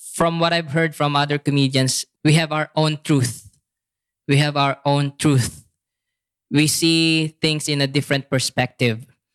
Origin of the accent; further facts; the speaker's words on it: Philippines; moved away as an adult; now in Bangkok, Thailand; as a Filipino